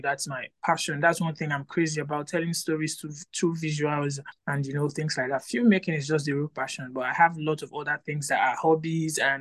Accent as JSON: {"language": "English", "town": "Port Harcourt", "region": "Rivers State", "country": "Nigeria", "said": "I'm from Port Harcourt."}